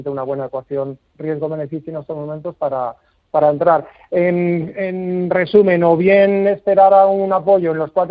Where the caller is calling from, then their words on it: Madrid, Community of Madrid, Spain; Buenos días, eh … llamo de Madrid.